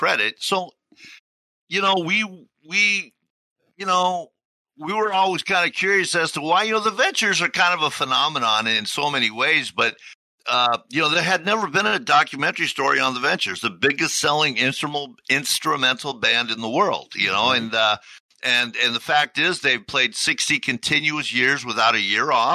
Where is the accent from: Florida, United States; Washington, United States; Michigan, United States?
Washington, United States; Tacoma; we're from Tacoma. You know, we were born and raised here.